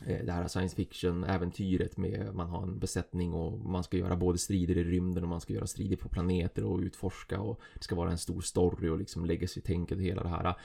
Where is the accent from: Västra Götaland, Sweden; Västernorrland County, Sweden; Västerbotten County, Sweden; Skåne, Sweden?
Västerbotten County, Sweden; Umeå; Jag är en Umebo